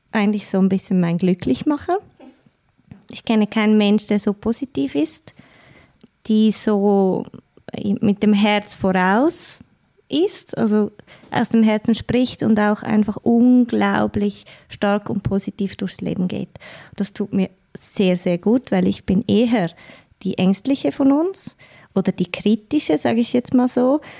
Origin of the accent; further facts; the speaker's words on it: Glarus, Switzerland; now in Zürich, Switzerland; also ich lebe seit 13 Jahren erst in Zürich. Ich komme ursprünglich aus dem Glanerland. Also ich kenne Land und Stadt.